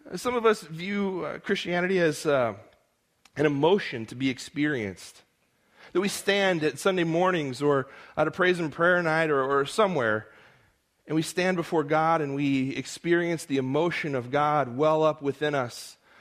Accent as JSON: {"language": "English", "town": "Modesto", "region": "California", "country": "United States", "tie": "born or raised there", "also_born_or_lived": "Edinburgh", "accent": "American", "said": "my hometown, Modesto"}